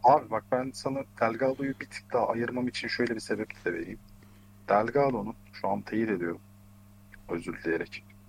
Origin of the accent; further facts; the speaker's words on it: Ankara, Turkey; ben Ankaralıyım.